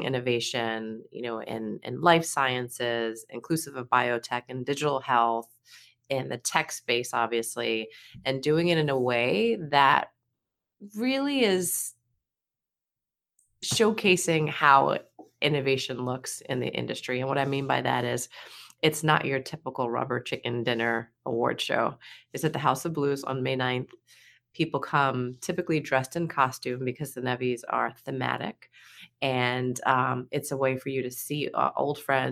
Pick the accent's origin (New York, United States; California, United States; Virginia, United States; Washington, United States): New York, United States; moved away; also born or lived in Boston; I'm born and raised in New York